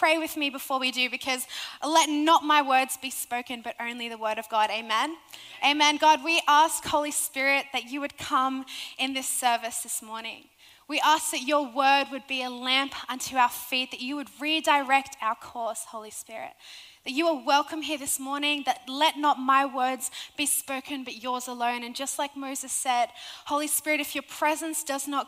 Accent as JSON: {"language": "English", "town": "Sydney", "region": "New South Wales", "country": "Australia", "accent": "Australian"}